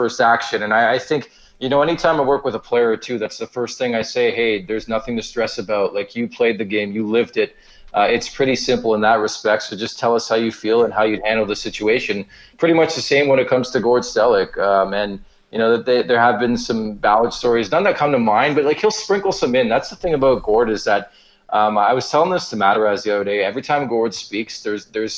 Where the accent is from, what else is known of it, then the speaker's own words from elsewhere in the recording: Montreal, Quebec, Canada; I was born in Montreal.